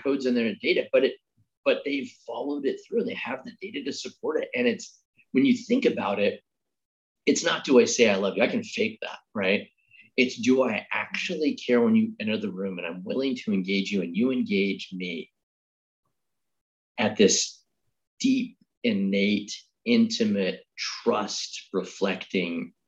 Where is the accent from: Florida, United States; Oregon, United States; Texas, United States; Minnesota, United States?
Oregon, United States; growing up in Oregon